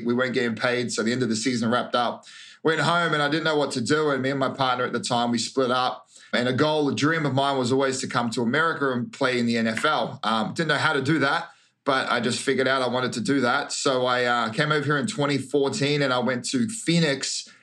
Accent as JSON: {"language": "English", "country": "Australia", "tie": "born or raised there", "also_born_or_lived": "New Zealand / Queensland / Victoria / France", "moved": "as an adult", "lives_now": "United States", "said": "I was uh, raised in Queensland and Victoria, but I was born in New Zealand till I was 10."}